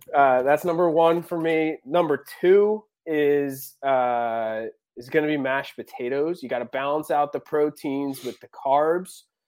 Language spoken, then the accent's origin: English; Philadelphia, Pennsylvania, United States; moved away; my parents are still back in, in Philadelphia.